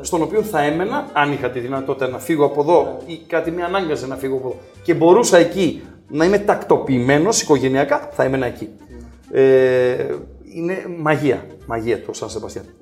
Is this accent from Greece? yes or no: yes; Greece; also born or lived in Germany; είμαι ε, μεγάλο στη Γερμανία μέχρι τα 6 μου χρόνια. Ήρθα στην Ελλάδα